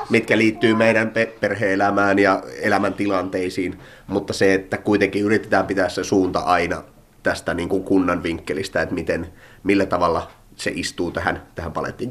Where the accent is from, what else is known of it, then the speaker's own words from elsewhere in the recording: Imatra, South Karelia, Finland; also born or lived in Pirkkala; now in Luumäki, Finland; Imatralta olen alun perin kotoisin